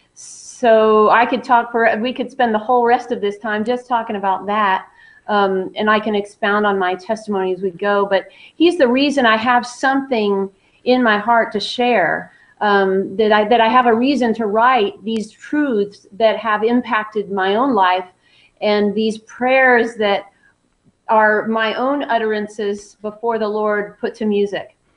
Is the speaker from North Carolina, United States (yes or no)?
no; Southern California, United States; moved away as an adult; now in Nashville, United States; I was born and raised in Southern California, so I'm a West Coast girl